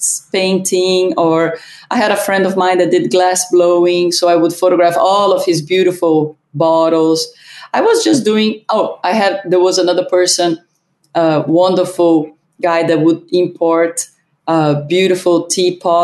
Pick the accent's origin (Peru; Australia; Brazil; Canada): Brazil; moved away as an adult; also born or lived in Germany (ancestry) / Ohio; I was born in Brazil. My father came work in Brazil, and my whole family, both of my parents are German